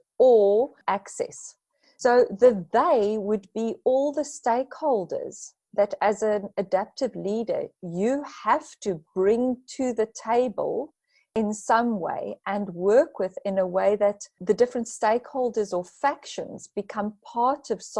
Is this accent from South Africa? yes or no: yes; South Africa; being a South African